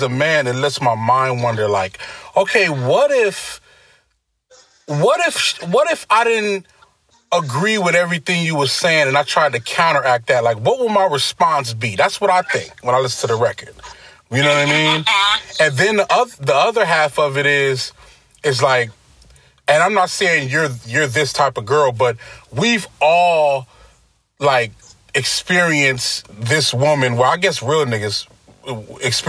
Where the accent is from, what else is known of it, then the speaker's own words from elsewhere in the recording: New York City, New York, United States; I'm from Brooklyn